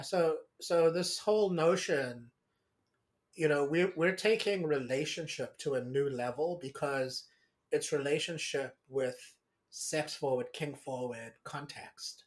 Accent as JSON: {"language": "English", "country": "South Africa", "tie": "born or raised there", "said": "I grew up in South Africa"}